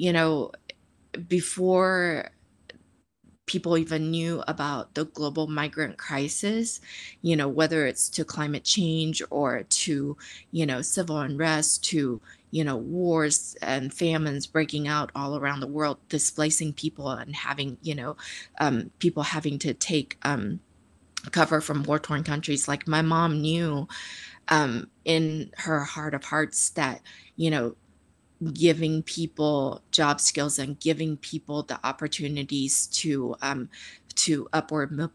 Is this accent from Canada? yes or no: no; Taipei, Taiwan; now in Texas, United States; I grew up in Taipei, Taiwan